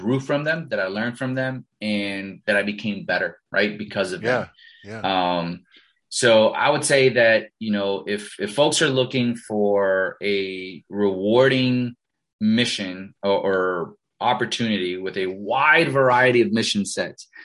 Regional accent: Miami, Florida, United States; first language Spanish; English is a second language; also born or lived in Costa Rica; I grew up in Miami, and I'm Hispanic, right? I'm Latino, born in Costa Rica, Parents immigrated here, when I was five. Spanish is my first language

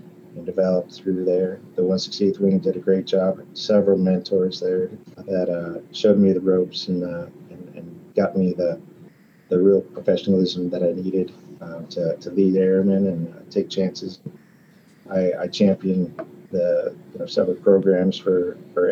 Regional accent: Colorado, United States; moved away as an adult; also born or lived in Alaska / Ramstein, Germany; I'm from Colorado originally

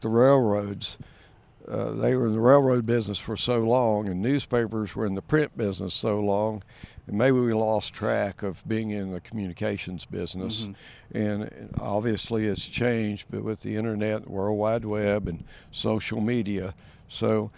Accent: Maryville, Tennessee, United States; I was born and raised in East Tennessee, actually in Blount County, Maryville, in my district.

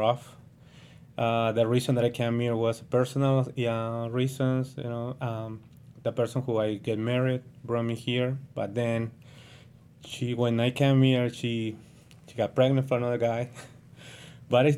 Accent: Callao, Peru; first language Spanish; English is a second language; moved away as an adult; now in United States; I'm from Peru

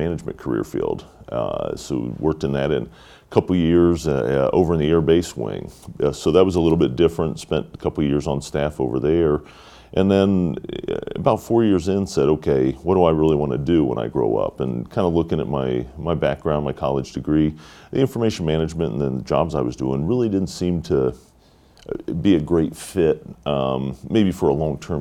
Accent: Dayton, Ohio, United States; I was born and raised here in Dayton, Ohio

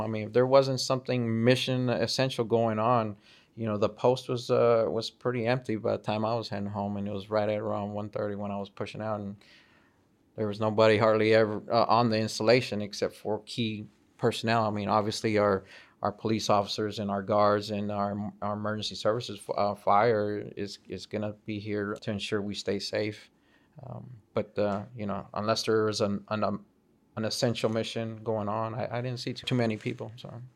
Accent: El Paso, Texas, United States; also born or lived in Fort Hood; now in Redstone Arsenal, United States; I'm from El Paso, Texas, and we don't get too many tornadoes in that area.

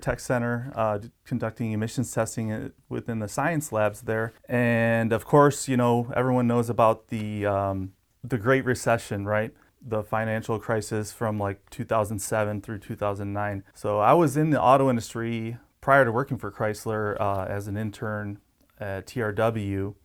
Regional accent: Detroit, Michigan, United States; moved away as an adult; now in Yuma, United States; I grew up in the Motor City

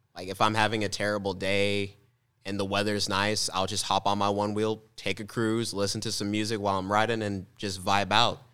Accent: Mascoutah, Illinois, United States; my hometown in Muscuda

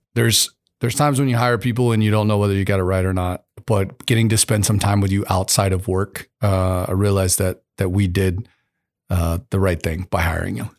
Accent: United States; I was a kid growing up in America

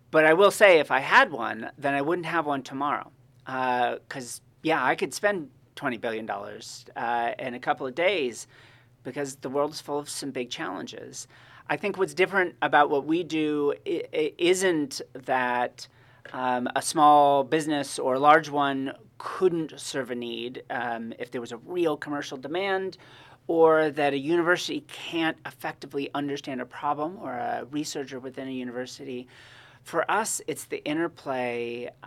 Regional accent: Monterey, California, United States; I've actually, I grew up in Monterey and I have never right. been on the actual campus of the school before.

